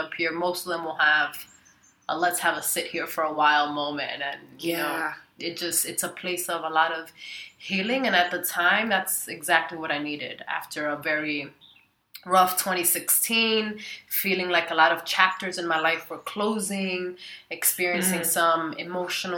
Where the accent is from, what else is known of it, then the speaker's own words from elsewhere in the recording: northern New Jersey, United States; also born or lived in Dominican Republic / New York; now in Chiang Mai, Thailand; raised in the northern jungles of northern New Jersey and some of New York